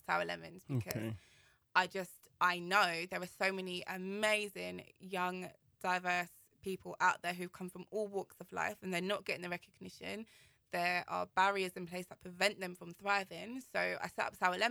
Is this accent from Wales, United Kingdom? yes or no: no; London, United Kingdom; also born or lived in Kilburn; I grew up in Shepherd's Bush